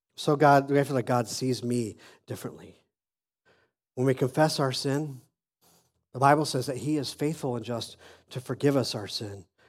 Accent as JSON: {"language": "English", "town": "Phoenix", "region": "Arizona", "country": "United States", "tie": "born or raised there", "moved": "as an adult", "said": "I was born in Phoenix, Arizona, and I lived there most of my young life until I was almost twenty-five."}